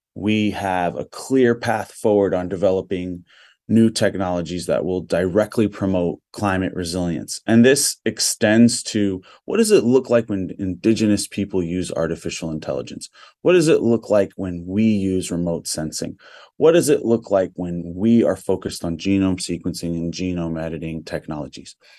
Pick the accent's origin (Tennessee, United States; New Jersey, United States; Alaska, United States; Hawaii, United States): Hawaii, United States; Big Island of; I'm Kanakamale native Hawaiian from the Big Island of Hawaii